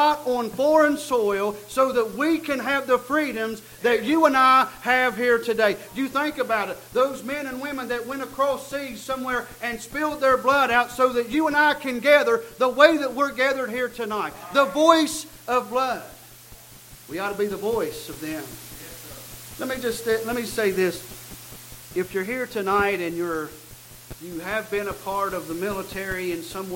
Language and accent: English; United States; I am an American